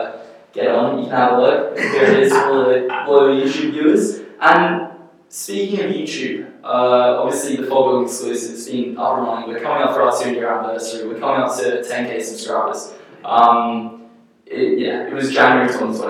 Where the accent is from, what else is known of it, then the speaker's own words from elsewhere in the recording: Australia; moved away as an adult; also born or lived in England; now in United States; I've swapped over from Australia. I obviously grew up there